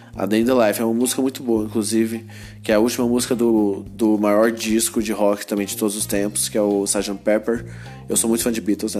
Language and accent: Portuguese; Goiânia, Goiás, Brazil; eu sou de Goiânia